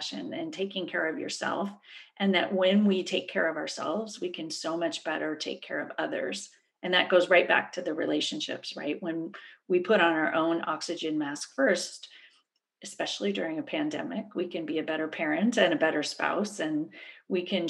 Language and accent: English; Berkeley, California, United States; I grew up in Berkeley, so it's kind of a crunchy granola background to start